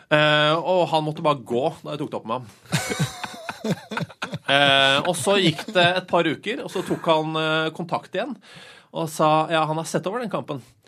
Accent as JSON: {"language": "Norwegian", "region": "Oslo", "country": "Norway", "tie": "born or raised there", "said": "Jeg er oppvokst på Oslo øst"}